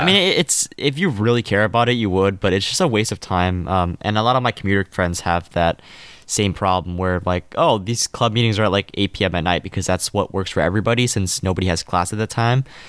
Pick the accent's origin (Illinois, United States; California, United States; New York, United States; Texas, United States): California, United States; I'm from California